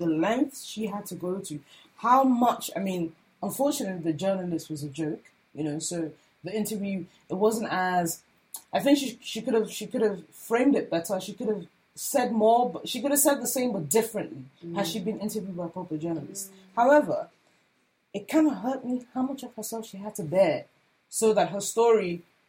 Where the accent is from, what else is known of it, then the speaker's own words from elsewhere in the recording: Nigeria; as a Nigerian, the consumption of Nigerian art, not just visual art, art in all its forms, is more of a concern to me